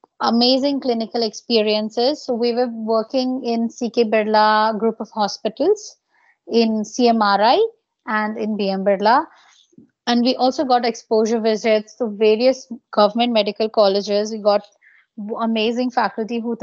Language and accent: English; Bishnupur, West Bengal, India; So I hail from West Bengal. It's a small district called Bankura. And there in my little town, Bishnupur